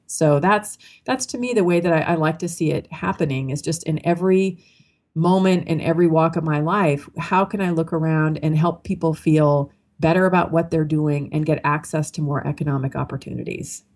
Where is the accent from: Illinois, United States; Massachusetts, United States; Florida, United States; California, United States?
California, United States; Marin County; I was raised in Marin County, California, which is a pretty wealthy uh, suburb of you know San Francisco across the Golden Gate Bridge